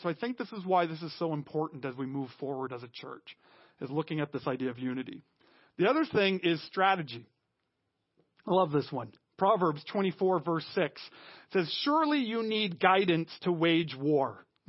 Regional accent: Canada; we as Canadian Christians

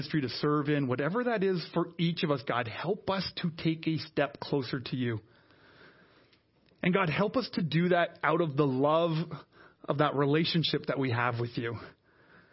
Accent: Canada; now in Ottawa, Canada; we as Canadian Christians, we here in the city of Ottawa

